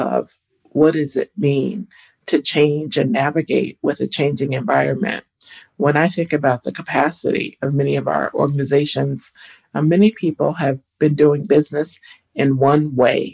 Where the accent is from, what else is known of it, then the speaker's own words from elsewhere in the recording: Toledo, Ohio, United States; I grew up in Northwest Ohio in Toledo, glass capital of the world